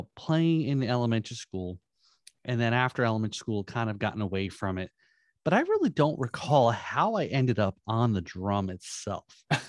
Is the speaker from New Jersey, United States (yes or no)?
yes; New Jersey, United States; living in New Jersey, growing up in New Jersey